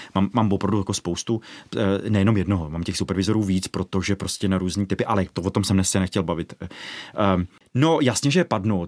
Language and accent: Czech; Ostrov, Karlovy Vary Region, Czechia; já jsem panelákový dítě, z Ostrova nad Hoří